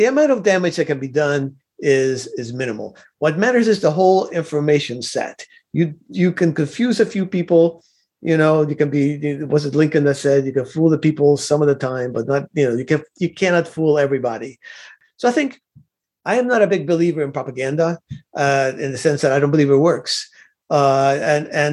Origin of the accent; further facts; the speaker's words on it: Cuba; now in United States; I was not born in the United States of America. I was born in Cuba